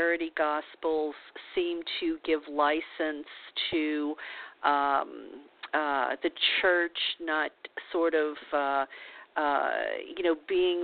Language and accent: English; Louisiana, United States; I was born in Louisiana in the Bible Belt as a Catholic